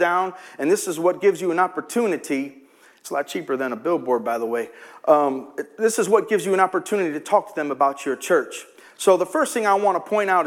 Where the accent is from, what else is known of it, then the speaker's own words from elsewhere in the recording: Chicago, Illinois, United States; I'm from Chicago